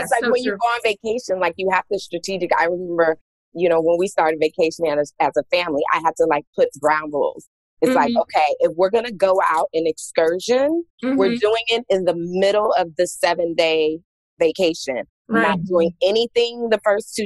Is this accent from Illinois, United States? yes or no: no; Los Angeles, California, United States; moved away as an adult; also born or lived in Washington, D.C.; born and raised in Los Angeles, California. I left Los Angeles, Southern California to go to Washington, D.C. for school, for college at Howard University.